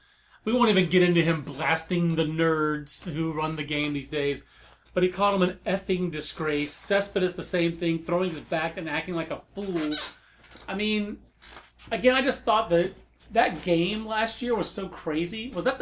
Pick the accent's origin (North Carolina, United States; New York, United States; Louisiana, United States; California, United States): North Carolina, United States; Fayetteville; I'm actually from Fayetteville, North Carolina.